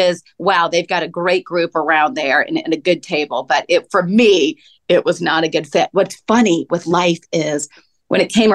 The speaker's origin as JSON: {"language": "English", "town": "Atlanta", "region": "Georgia", "country": "United States", "said": "I'm from Atlanta."}